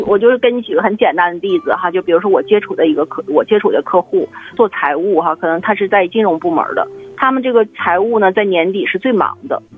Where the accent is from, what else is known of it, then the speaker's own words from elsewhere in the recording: Siping, Jilin, China; 小时候我是在那个吉林四平